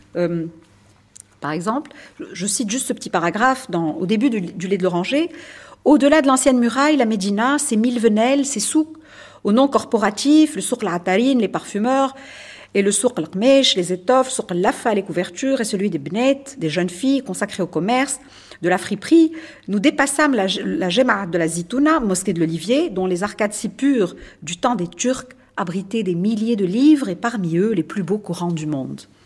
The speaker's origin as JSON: {"language": "French", "country": "Tunisia", "said": "je suis tunisienne"}